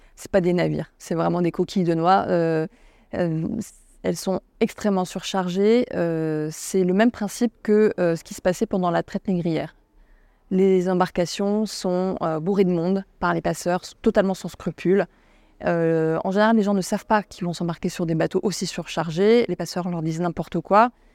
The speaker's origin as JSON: {"language": "French", "country": "France", "said": "je suis française"}